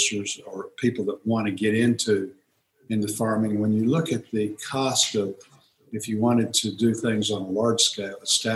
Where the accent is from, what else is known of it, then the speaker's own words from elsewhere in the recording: Fort Smith, Arkansas, United States; I grew up in Fort Smith, and Fort Smith is not, you know, it was a smaller town then than it is now